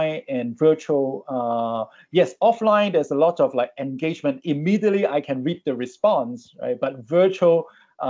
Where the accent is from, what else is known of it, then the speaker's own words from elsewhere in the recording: Hong Kong; moved away as an adult; now in Singapore; I grew up in Hong Kong, but I migrated to Singapore many years ago, more than 10 years